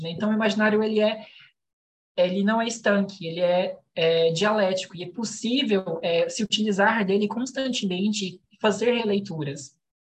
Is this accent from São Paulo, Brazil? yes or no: no; Goiânia, Goiás, Brazil; eu sou de Goiânia